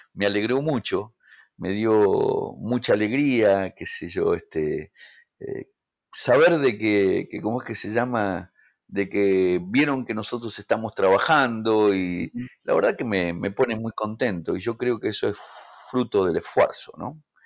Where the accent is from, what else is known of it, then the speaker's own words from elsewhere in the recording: Mendoza, Argentina; moved away as an adult; yo vine de Mendoza, me vine solo